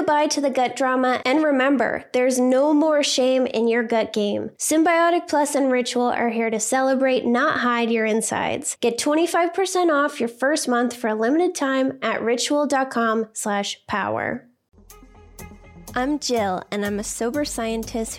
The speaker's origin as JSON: {"language": "English", "town": "Boston", "region": "Massachusetts", "country": "United States", "said": "I'm some lady from Boston"}